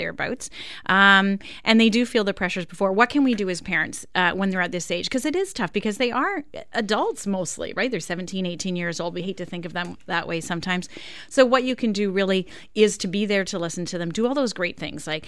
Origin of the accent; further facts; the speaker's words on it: Winnipeg, Manitoba, Canada; moved away; I grew up in Winnipeg, so I didn't have grade 13